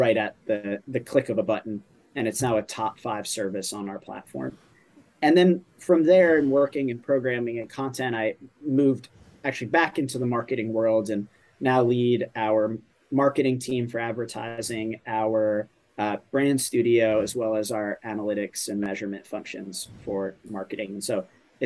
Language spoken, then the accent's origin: English; New York, United States; As a New Yorker